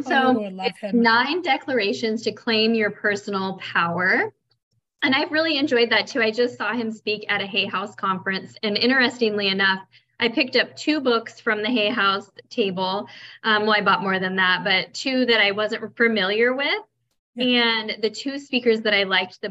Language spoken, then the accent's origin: English; Oregon, United States; moved away as an adult; also born or lived in Colorado; now in Miami Beach, United States; I grew up in Oregon